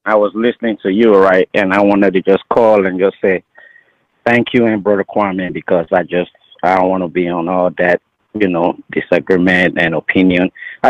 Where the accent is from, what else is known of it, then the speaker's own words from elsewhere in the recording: Nigeria; now in Las Vegas, United States; I'm from Nigeria originally.